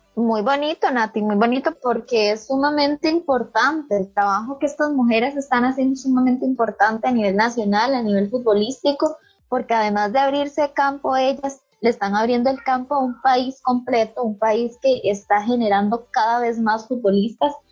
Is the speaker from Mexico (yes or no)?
no; Costa Rica